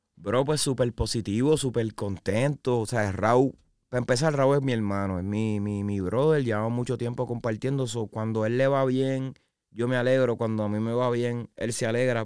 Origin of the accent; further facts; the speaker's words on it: San Juan, Puerto Rico; also born or lived in Arecibo, Puerto Rico / Isabela, Puerto Rico; yo soy de San Juan, Puerto Rico, eh, pero nací en Arecibo